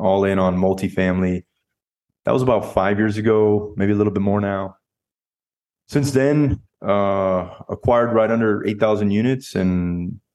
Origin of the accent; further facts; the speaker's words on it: South Florida, United States; moved away as an adult; now in Dallas, United States; I'm originally from South Florida, born mm-hmm. and raised there